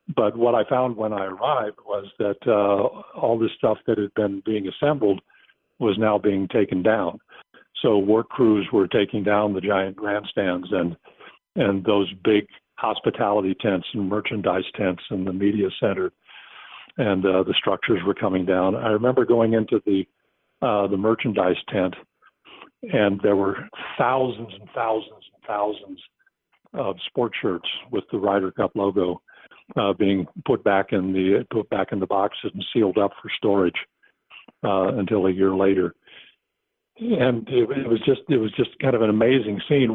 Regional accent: United States; accent: American; my American accent

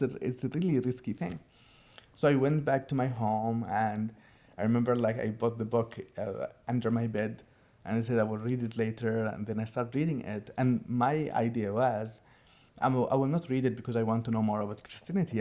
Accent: Sana'a, Amanat Al Asimah, Yemen; English is a second language; now in United States; I'm originally from Yemen, from Sana'a

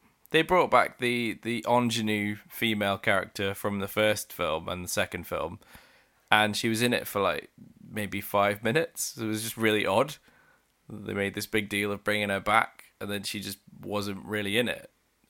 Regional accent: South West England, United Kingdom; I'm from Somerset.

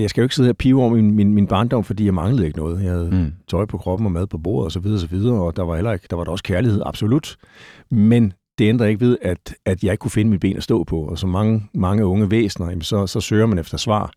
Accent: Gentofte, Capital Region of Denmark, Denmark; Jeg er født i øh, Gentofte, lige nord for København

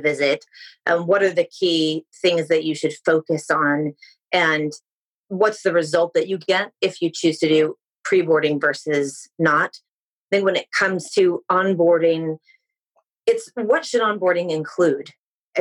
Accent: California, United States; moved away as an adult; now in United Kingdom; I come from California

